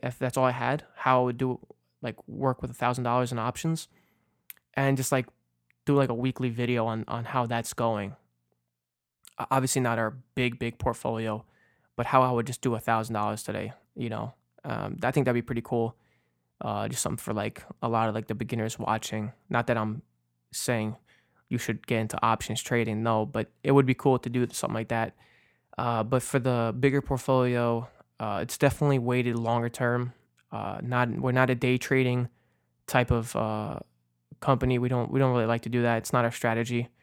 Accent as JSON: {"language": "English", "region": "New Jersey", "country": "United States", "tie": "born or raised there", "also_born_or_lived": "New York", "said": "my first, uh, Little League game out here in Jersey, 'cause I was born in New York, and when we moved to Jersey"}